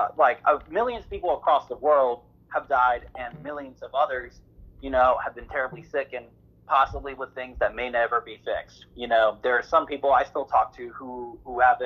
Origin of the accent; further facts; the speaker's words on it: United States; as American people